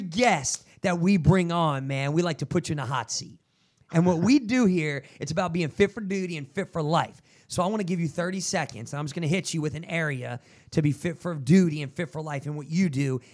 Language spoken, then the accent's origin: English; New Jersey, United States; I'm from Jersey